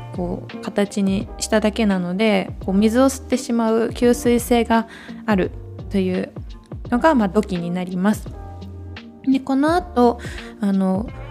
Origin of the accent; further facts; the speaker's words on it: Yokohama, Kanagawa, Japan; moved away as an adult; now in Arita, Japan; 地元横浜から佐賀県有田町へやってきた